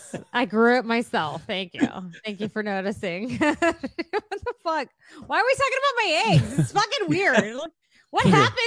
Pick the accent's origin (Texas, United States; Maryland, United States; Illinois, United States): Texas, United States; we're from Texas, we have Texas flags all over all of our shit.